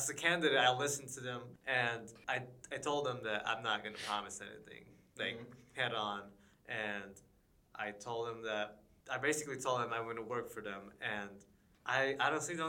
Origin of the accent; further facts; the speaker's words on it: Philippines; now in United States; I'm from the Philippines.